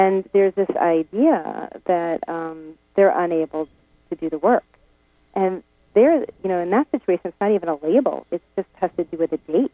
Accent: United States; I'm an American citizen.

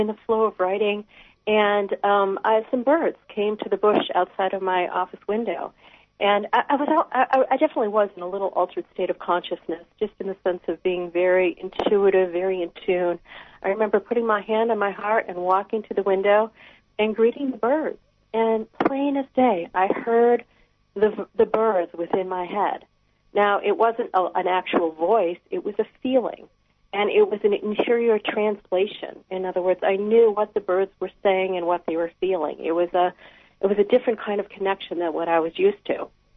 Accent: Wisconsin, United States; moved away as an adult; also born or lived in Appleton, Wisconsin; now in Alaska, United States; I grew up in Wisconsin

